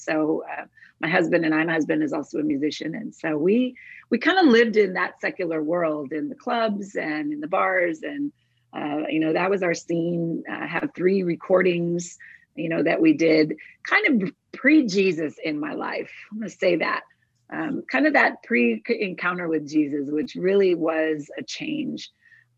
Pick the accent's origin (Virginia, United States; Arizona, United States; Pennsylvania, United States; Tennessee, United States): Arizona, United States; Douglas; also born or lived in Agua Prieta, Sonora, Mexico; So I'm from Arizona, born and raised on the Arizona-Mexico border, in the city of Douglas, Arizona, which is border city to Agua Prieta, Sonora, Mexico. And I literally grew up on both sides of the border